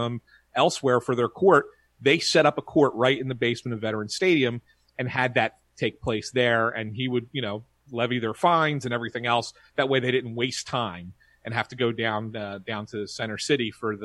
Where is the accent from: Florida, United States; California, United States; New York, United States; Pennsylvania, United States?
Pennsylvania, United States; Philadelphia; I grew up here in Philly